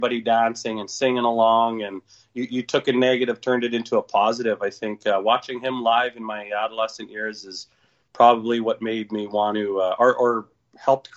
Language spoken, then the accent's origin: English; southern Manitoba, Canada; also born or lived in Thompson, Manitoba; I was born in Thompson. I've lived there briefly and worked as a young man, but spent most of my time down south Manitoba